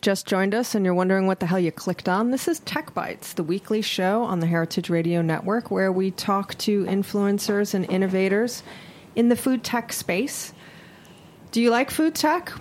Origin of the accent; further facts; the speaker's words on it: Honolulu, Hawaii, United States; now in New York City, United States; I am born and raised in Hawaii. I'm oh, from Oahu, cool. in a little town called Kalihi.